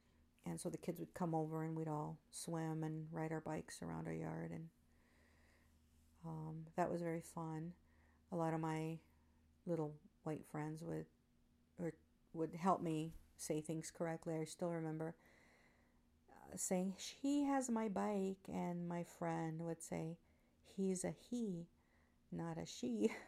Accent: Tijuana, Baja California, Mexico; I'd like to share a little bit about myself. I was born in Tijuana, Baja California, Mexico. My parents came to Tijuana. They are originally from La Magdalena, Michoacán, Mexico

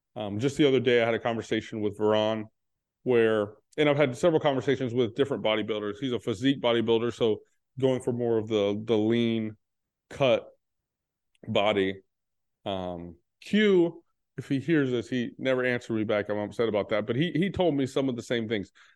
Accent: Texas, United States; I'm from Texas

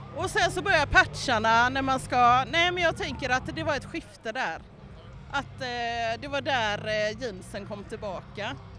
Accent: Partille, Västra Götaland, Sweden; also born or lived in Gothenburg; Då får jag säga Partille

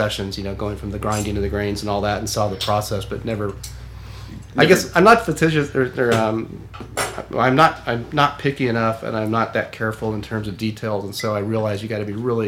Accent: Sonoma County, California, United States; I'm from Sonoma County

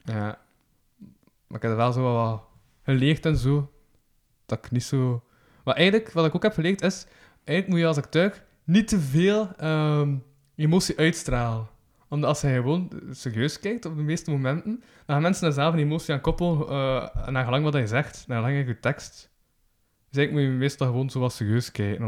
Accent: Kortrijk, Flanders, Belgium; accent: West Flemish; ik ben dan zo van Kortrijk

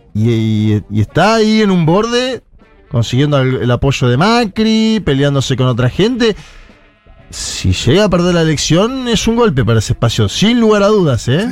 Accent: Argentina; ser argentino

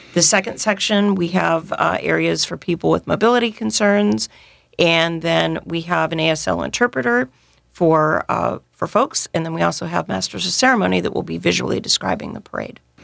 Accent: Northern California, United States; also born or lived in San Diego; now in New Orleans, United States; I'm originally from Northern California

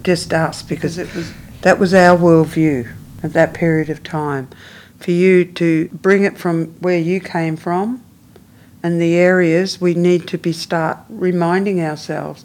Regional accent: Melbourne, Victoria, Australia; I'm from the Yellicott Willem, which is part of Melbourne

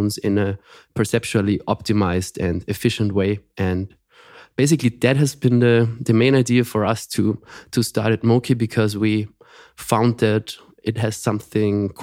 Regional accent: Austria; also born or lived in Graz; Yeah, I'm from Austria, and we are based in Graz

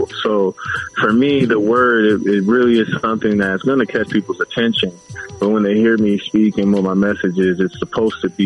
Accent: Los Angeles, California, United States; also born or lived in Inglewood, California; I'm from Pacoima

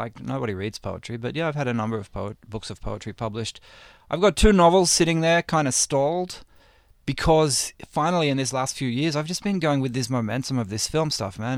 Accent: Australia; now in United States; I grew up in Aus, I grew up in Australia

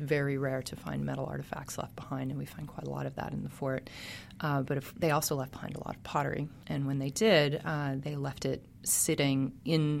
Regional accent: Biloxi, Mississippi, United States; moved away; also born or lived in Carrollton, Mississippi; I grew up in Biloxi on the coast

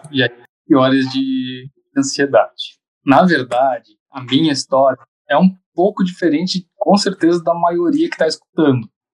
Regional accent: Santa Catarina, Brazil; eu de Santa Catarina

